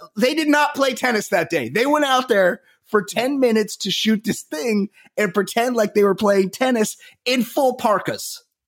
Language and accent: English; Costa Mesa, California, United States; I am from Costa Mesa, California